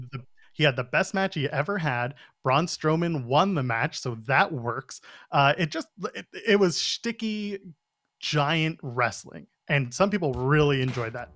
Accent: Ottawa, Ontario, Canada; I grew up in Ottawa.

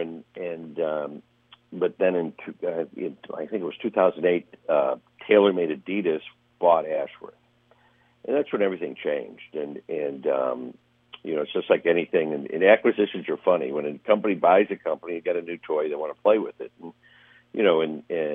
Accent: northern Ohio, United States; now in Palm Springs, United States; we grew up in Ohio, in northern Ohio

